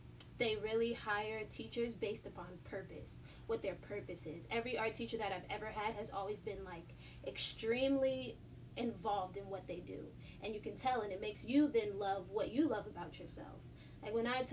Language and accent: English; Maplewood, New Jersey, United States; also born or lived in South Orange; I was raised in Maplewood. I was raised on the border of Maplewood and South Orange